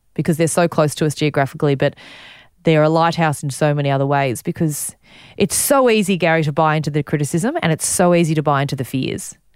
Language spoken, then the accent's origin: English; Warrnambool, Victoria, Australia; also born or lived in Ballarat; I grew up in Warrnambool, so not very far away.